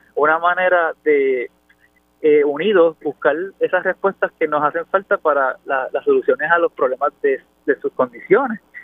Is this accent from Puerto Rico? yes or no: yes; Puerto Rico; also born or lived in Houston; yo soy el boniteño, así que eh, nací allí en el pueblo de Bonito